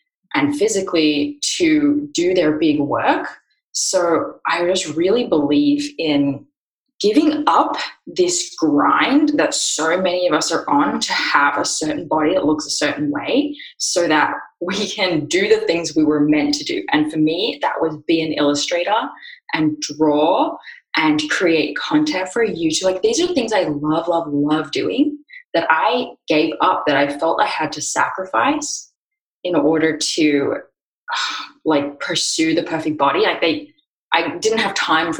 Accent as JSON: {"language": "English", "country": "Australia", "moved": "yes", "lives_now": "Austin, United States", "said": "I live in Austin, Texas, but as you can hear from my voice, I'm from Australia"}